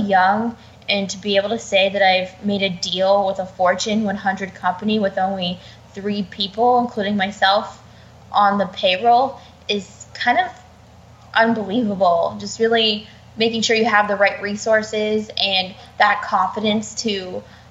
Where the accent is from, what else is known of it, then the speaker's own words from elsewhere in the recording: Youngstown, Ohio, United States; I've been working with the Youngstown Business Incubator, which has been ranked on the top in the globe, which is amazing, right in my hometown.